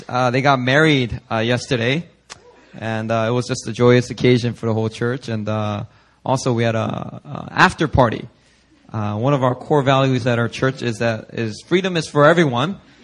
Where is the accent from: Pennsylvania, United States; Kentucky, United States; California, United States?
Pennsylvania, United States; Philadelphia; also born or lived in Korea; I was born in Korea, and when I was six years old, I immigrated to the U.S. And when we first immigrated, we didn't have that much money, so we uh, moved into inner city Philadelphia